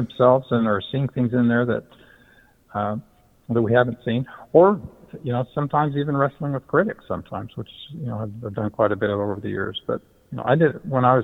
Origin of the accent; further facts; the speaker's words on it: Utah, United States; I grew up LDS in Utah, so it was as conventional an upbringing as it can get